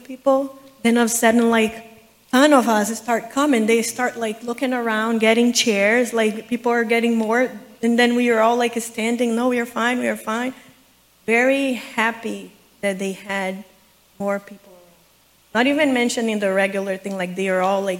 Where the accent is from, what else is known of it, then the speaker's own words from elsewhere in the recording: Brazil; moved away; I grew up in Brazil